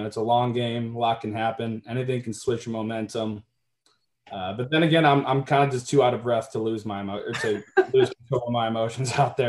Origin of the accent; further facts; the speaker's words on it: Newtown, Connecticut, United States; moved away as an adult; now in Massachusetts, United States; I'm from Newtown, Connecticut. Lived there for most of my life.